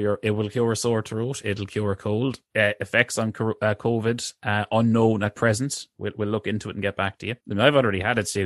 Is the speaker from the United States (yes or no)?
no; Ireland; green is sort of seen as our national colour